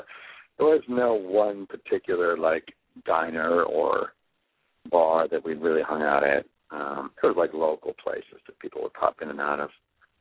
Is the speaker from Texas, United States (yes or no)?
no; Michigan, United States; I did not grow in anything remotely like Los Angeles. It was a much, much smaller town. Thankfully, more community.